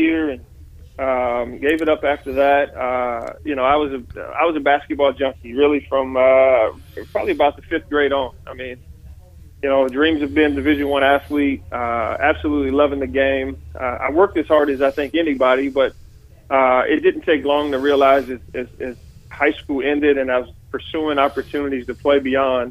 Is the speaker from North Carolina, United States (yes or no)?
yes; Warrenton, North Carolina, United States; moved away as an adult; now in Lincoln, United States; I grew up there